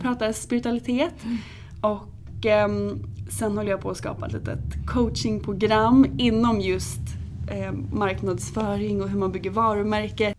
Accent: Åby, Östergötland, Sweden; moved away as an adult; also born or lived in New York; now in Stockholm, Sweden; Och jag är från början från Norrköping. Jag eh, växte upp utanför Norrköping i en liten by som heter Åby med min familj

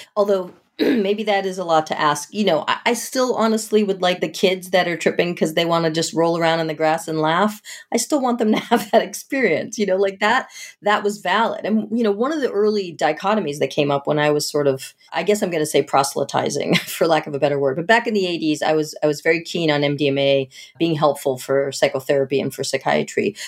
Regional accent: outside of Boston, Massachusetts, United States; I grew up outside of Boston

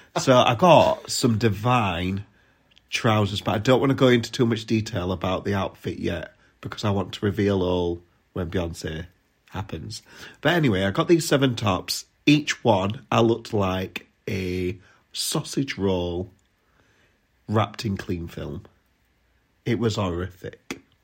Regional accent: Sheffield, Yorkshire and the Humber, United Kingdom; accent: Yorkshire; I'm from Yorkshire

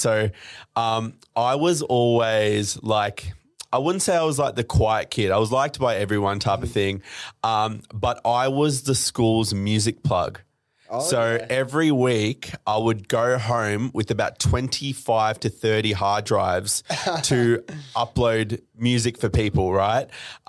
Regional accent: Melbourne, Victoria, Australia; also born or lived in Dubai; So came to Australia in 99, mm-hmm. Grew up all in Melbourne.

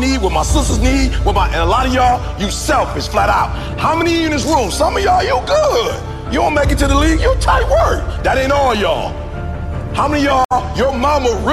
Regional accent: Chicago, Illinois, United States; My mama barely finished Dunbar. I'm from the South Side of Chicago

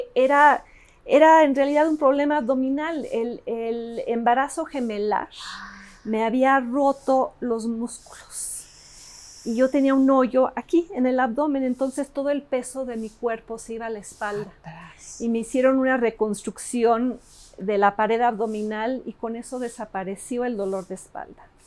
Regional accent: Mexico City, Mexico; Spanish is a second language; also born or lived in Davis, California, United States / Los Angeles, United States; regreso a esta mole que es la Ciudad de México. Yo no hablaba español me ponen en, el, en, el, en el Alexander Bain

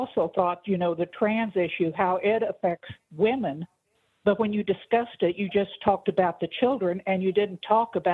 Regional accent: United States; when I was growing up in America

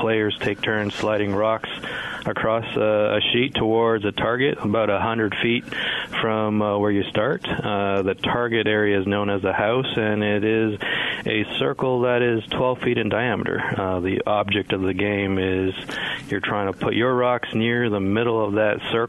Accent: Canada; moved away as an adult; also born or lived in Memphis area, United States; now in Olive Branch, United States; I started curling in the mid-90s during high school while I grew up in Canada

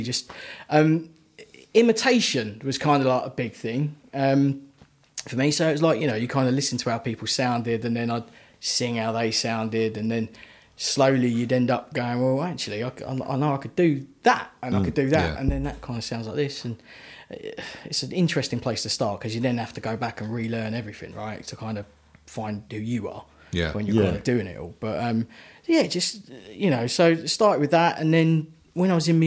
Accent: Basildon, East of England, United Kingdom; I'm local. I was born in Basildon

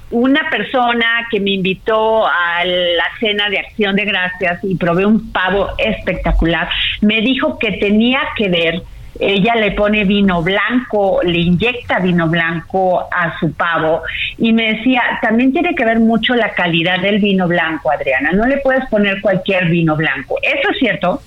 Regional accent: Veracruz, Mexico; yo soy veracruzana y en Veracruz hacemos bacalao

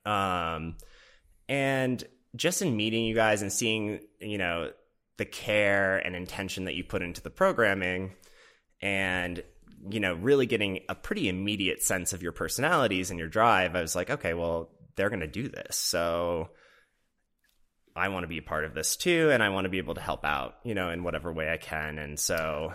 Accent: Minnesota, United States; also born or lived in Boston; now in Los Angeles, United States; I grew up in the Midwest in Minnesota

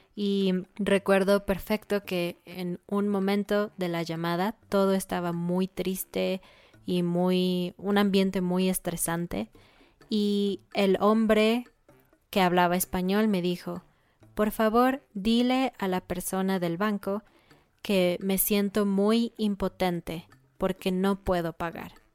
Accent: Mexico City, Mexico; soy de Ciudad de México

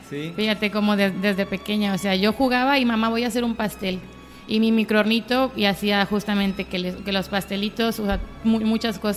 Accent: Culiacán, Sinaloa, Mexico; moved away as an adult; also born or lived in Puebla; Soy de aquí de Culiacán.

